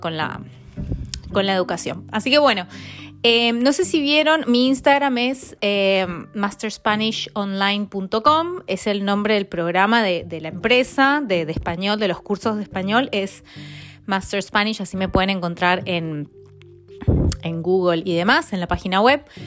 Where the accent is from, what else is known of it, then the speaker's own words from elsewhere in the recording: Mendoza, Argentina; moved away as an adult; also born or lived in Milan / Barcelona / Buenos Aires; now in London, United Kingdom; Yo soy de Mendoza